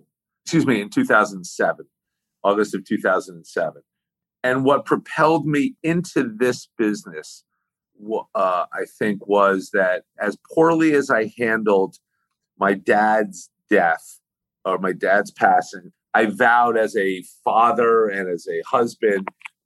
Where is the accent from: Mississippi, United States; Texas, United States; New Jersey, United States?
New Jersey, United States; West Orange; I grew up in Northern New Jersey, in West Orange, New Jersey